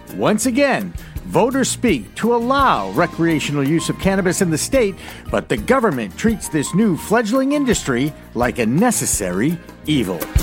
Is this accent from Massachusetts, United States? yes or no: yes; Newton, Massachusetts, United States; Newton is, of course, my hometown too